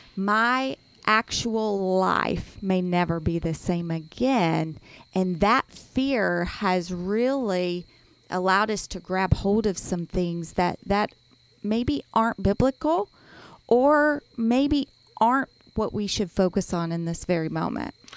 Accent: United States; as an American

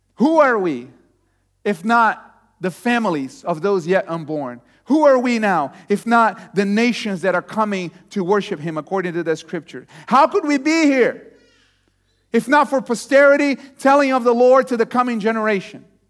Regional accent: Brazil; moved away as an adult; also born or lived in Texas; I was born in Brazil

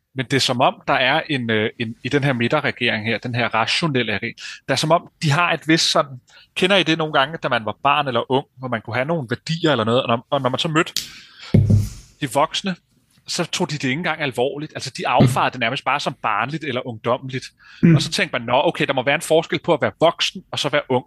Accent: Denmark

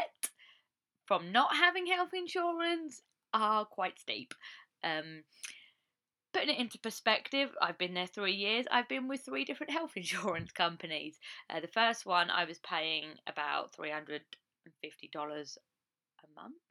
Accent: England, United Kingdom; moved away as an adult; now in United States; I come from England, as I've said, and you can probably tell by my voice

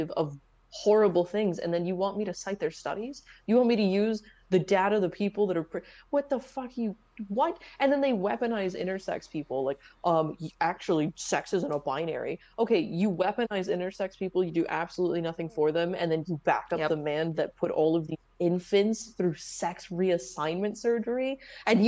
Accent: the South, United States; I grew up in the South too

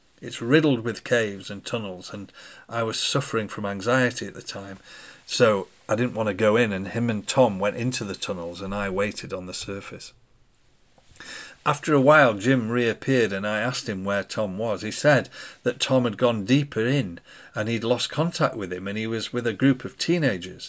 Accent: United Kingdom; we were from the UK

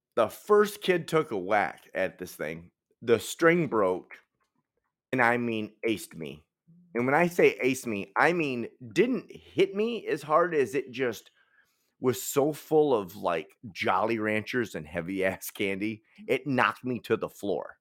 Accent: Detroit, Michigan, United States; I'm from Detroit.

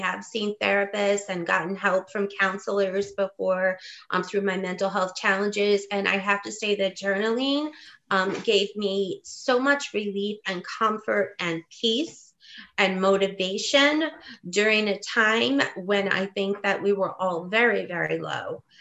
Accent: West Virginia, United States; moved away as an adult; also born or lived in Indiana / California / New York; I grew up in West Virginia. Part of my childhood was Indiana, and part of my childhood was West Virginia. I am a coal miner's daughter.

